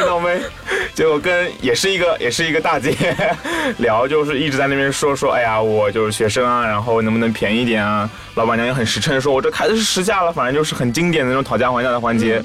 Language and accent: Chinese; China; also born or lived in Thailand; 我是中国来了，留学生